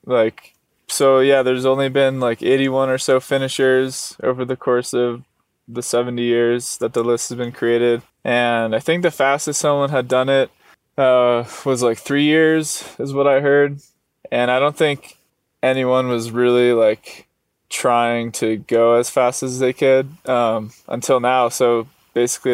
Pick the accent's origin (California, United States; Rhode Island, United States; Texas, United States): Rhode Island, United States; moved away as an adult; also born or lived in Arizona; I was born in Rhode Island, where there aren't any mountains